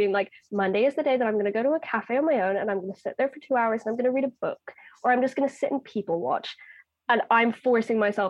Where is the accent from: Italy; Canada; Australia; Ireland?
Ireland; I'm Irish